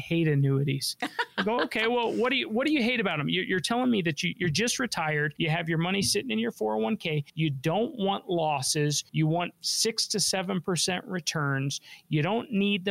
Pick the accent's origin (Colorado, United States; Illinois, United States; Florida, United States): Colorado, United States; Denver; I was born and raised here in Denver.